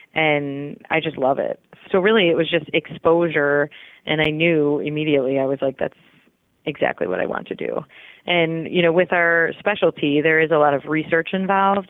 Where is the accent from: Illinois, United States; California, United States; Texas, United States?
Illinois, United States; Chicago; moved away as an adult; now in St. Louis, United States; I was born and raised in Chicago. So, I've always been a Midwest girl